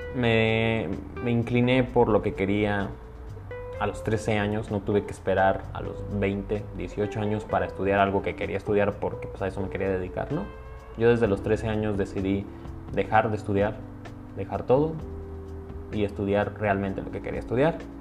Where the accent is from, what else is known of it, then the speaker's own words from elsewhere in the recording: Mexico; Soy mexicano.